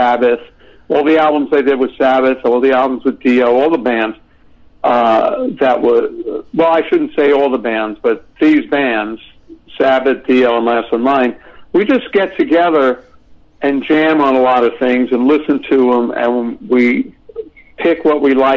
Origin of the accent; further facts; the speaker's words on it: New York City, New York, United States; I'm from Brooklyn, New York